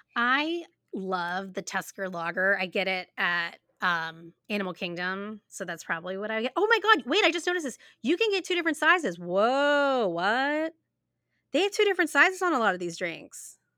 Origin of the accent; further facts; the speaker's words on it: United States; We are American